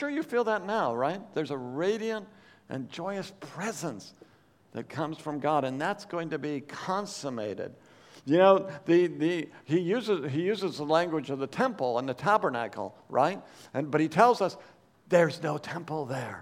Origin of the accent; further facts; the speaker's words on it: Oregon, United States; I grew up in Oregon, which is a small state in the Northwest.